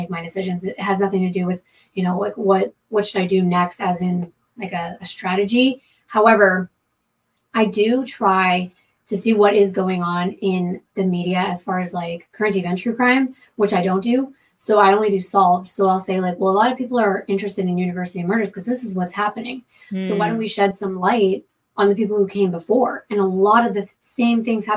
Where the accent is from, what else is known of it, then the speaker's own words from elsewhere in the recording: Florida, United States; moved away as an adult; now in California, United States; I'm from Florida